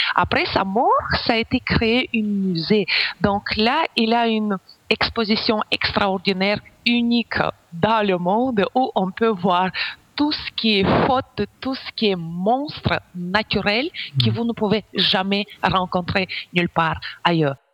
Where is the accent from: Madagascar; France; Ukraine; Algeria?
Ukraine; French is a second language; moved away as an adult; now in Belgium